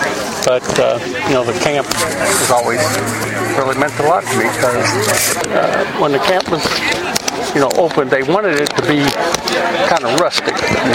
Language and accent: English; Louisville, Kentucky, United States; In Louisville, uh-huh. in the Clifton neighborhood.